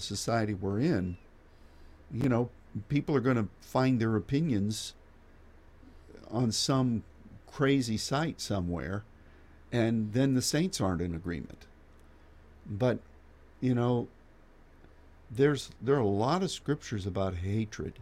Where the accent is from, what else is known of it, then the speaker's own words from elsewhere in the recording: United States; as an American